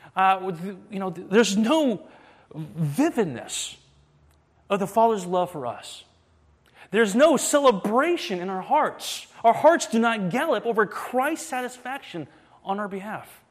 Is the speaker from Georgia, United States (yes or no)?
yes; Atlanta, Georgia, United States; moved away as an adult; now in Boston, United States; I'm actually from Atlanta, Georgia